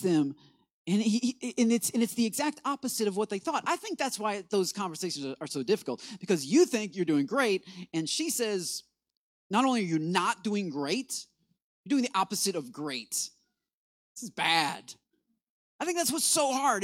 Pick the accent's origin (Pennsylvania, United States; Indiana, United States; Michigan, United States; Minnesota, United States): Michigan, United States; I'm from Michigan where we are born into Detroit Lion fandom.